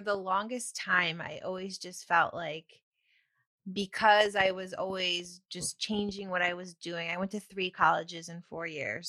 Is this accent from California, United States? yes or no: no; near Ithaca, Upstate New York, United States; moved away; also born or lived in New Jersey; Upstate New York